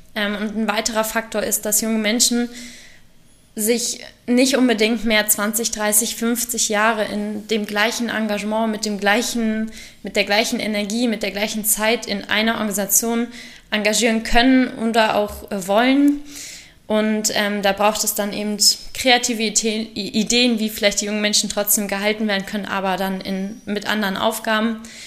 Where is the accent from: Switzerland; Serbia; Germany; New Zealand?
Germany; Salzgitter, Lower Saxony; Jugendwartin in meinem Heimatverein geworden und habe mich ähm, angefangen, in der Sportjugend Salzgitter zu engagieren